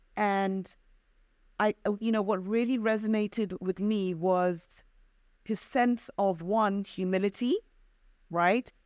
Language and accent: English; United Kingdom; also born or lived in Zambia; I am Black British, of African and Caribbean heritage